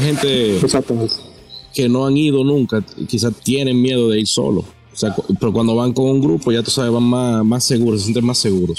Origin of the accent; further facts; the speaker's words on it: La Romana, Dominican Republic; yo soy de La Romana